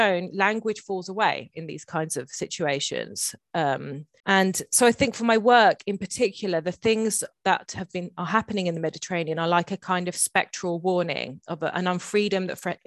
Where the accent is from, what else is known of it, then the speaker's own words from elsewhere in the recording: England, United Kingdom; my sister and I were both Le Inglesine, the little English girls